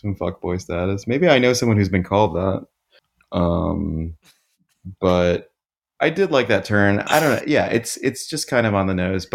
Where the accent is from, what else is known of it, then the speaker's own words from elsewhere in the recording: Columbus, Ohio, United States; we're from Columbus, which is where Wendy started